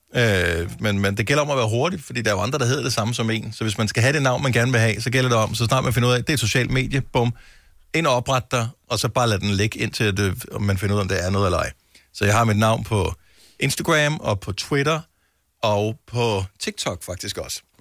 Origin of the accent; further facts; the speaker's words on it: Funen, Southern Denmark, Denmark; moved away as an adult; now in Copenhagen, Denmark; jeg er jo selv opvokset på Fyn